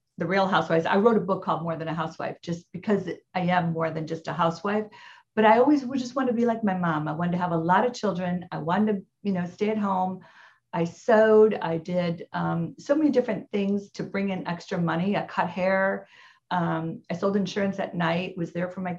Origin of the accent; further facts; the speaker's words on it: Midwest, United States; now in Orange County, United States; I'm from the Midwest